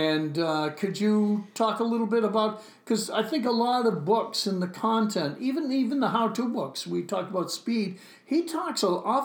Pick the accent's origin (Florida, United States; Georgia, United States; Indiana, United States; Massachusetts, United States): Massachusetts, United States; Gloucester; I'm from Gloucester